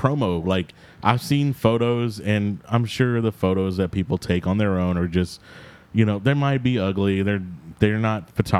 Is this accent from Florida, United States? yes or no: no; El Campo, Texas, United States; I'm from El Campo